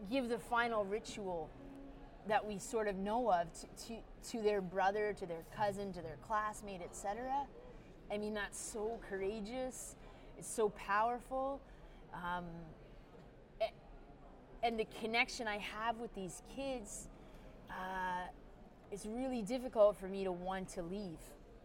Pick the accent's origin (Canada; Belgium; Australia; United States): Canada; also born or lived in Canada's North; as a Canadian